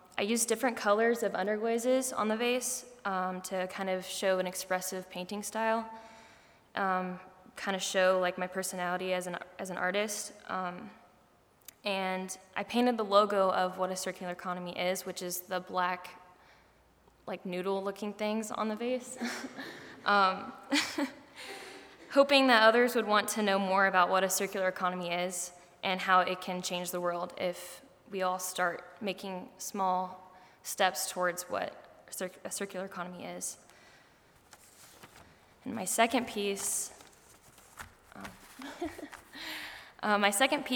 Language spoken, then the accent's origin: English; Rushville, Indiana, United States; I'm from Rushville, Indiana, which is about 2 hours south from here